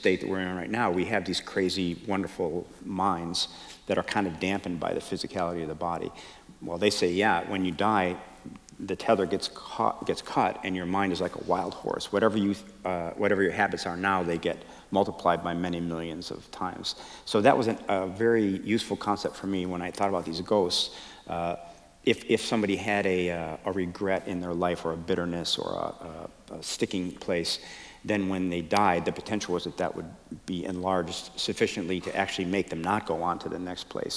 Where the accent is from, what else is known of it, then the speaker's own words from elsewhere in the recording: Chicago, Illinois, United States; I was raised Catholic in Chicago